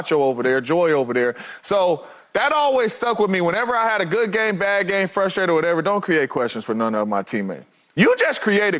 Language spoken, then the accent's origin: English; the Bay Area, California, United States; now in Arizona, United States; I'm from the Bay, but I live in AZ.